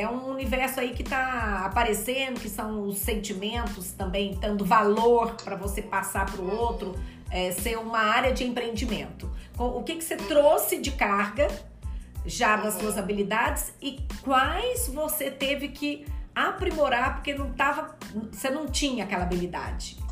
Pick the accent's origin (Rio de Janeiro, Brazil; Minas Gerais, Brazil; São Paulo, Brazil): Minas Gerais, Brazil; como bom mineira